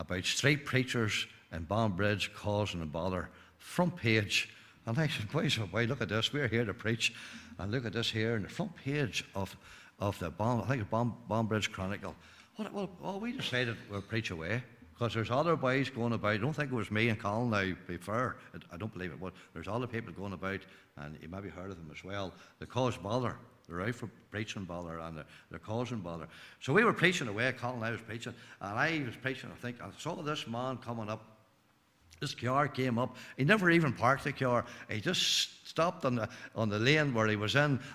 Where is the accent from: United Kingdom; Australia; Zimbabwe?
United Kingdom; Glenanne, Northern Ireland; I'm from Glen Ann, not far from Newtown Hamilton